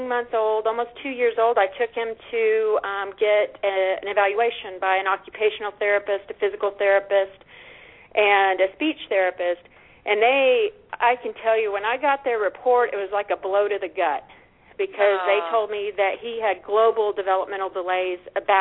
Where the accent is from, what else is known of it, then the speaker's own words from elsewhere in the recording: Austin, Texas, United States; I'm from Austin, Texas, originally